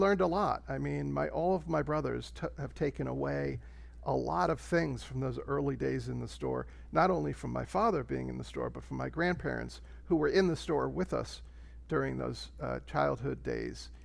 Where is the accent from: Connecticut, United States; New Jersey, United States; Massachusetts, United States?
New Jersey, United States; central; I was, uh, raised in central New Jersey